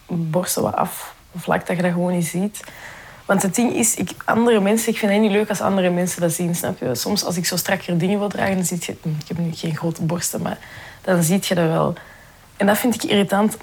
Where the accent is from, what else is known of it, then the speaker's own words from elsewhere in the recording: Belgium; Mijn ouders zijn eigenlijk allebei van Marokko, maar ik ben wel hier geboren